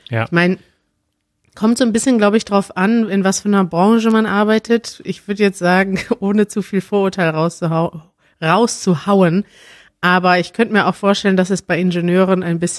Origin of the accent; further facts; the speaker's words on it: Germany; als Deutscher denke ich dann mal